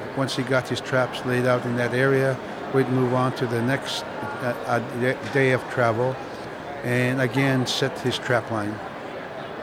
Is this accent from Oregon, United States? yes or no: no; Barrow, Alaska, United States; first language Inupiaq; English is a second language; also born or lived in Iviksuk, Alaska; now in Fairbanks, United States; when we moved from Iviksuk to Barrow in 54, it was the first time we saw wood frame houses, windows, electricity